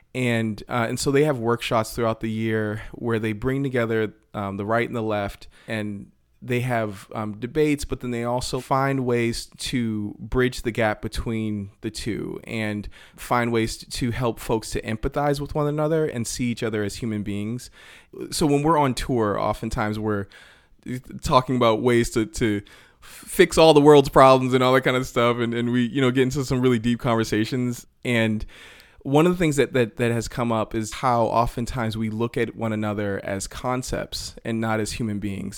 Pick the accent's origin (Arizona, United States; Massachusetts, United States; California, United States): Massachusetts, United States; Randolph; moved away as an adult; also born or lived in Boston; now in Los Angeles, United States; in Randolph, where I grew up just outside of Boston